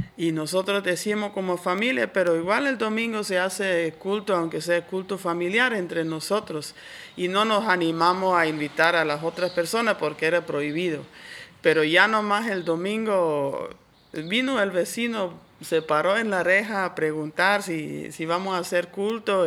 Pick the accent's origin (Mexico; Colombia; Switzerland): Switzerland; moved away as an adult; now in Santa Cruz, Bolivia; Yo originalmente soy de Suiza, pero ya vivo aquí desde casi 30 años